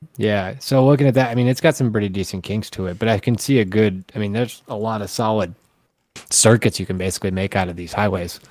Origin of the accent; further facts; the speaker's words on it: Omaha, Nebraska, United States; I'm from Omaha, which is like city, but it's like the biggest little city